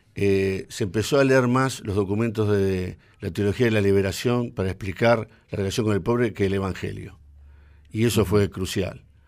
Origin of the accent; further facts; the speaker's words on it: Lomas de Zamora, Buenos Aires Province, Argentina; nací en Loma de Zamora. Ajá. Eh, en 1959, hijo de padres asturianos, o sea, soy primera generación de argentinos